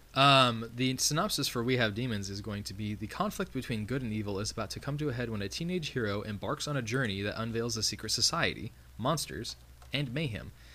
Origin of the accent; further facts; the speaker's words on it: United States; me being an American